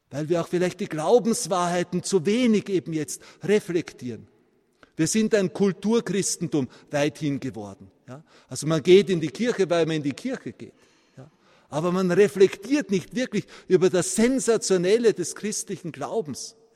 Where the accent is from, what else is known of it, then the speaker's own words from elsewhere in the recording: Vienna, Austria; born there; ich bin gebürtiger Wiener, dass ich von meinem Akzent manchmal für einen Bayern gehalten werde.